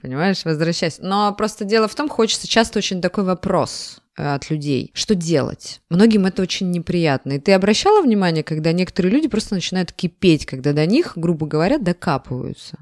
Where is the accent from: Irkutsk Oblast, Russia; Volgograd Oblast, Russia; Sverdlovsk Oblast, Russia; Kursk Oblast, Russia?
Kursk Oblast, Russia; я выросла в Курской области